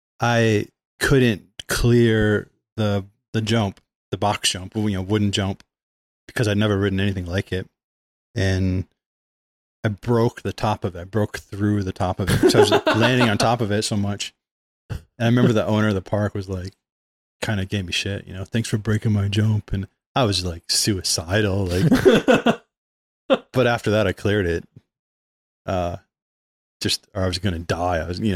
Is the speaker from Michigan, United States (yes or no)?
yes; Michigan, United States; I was in Lower Michigan, kind of moved around like every year or two. So I was always in a different place, but, you know, suburbs of Detroit, basically.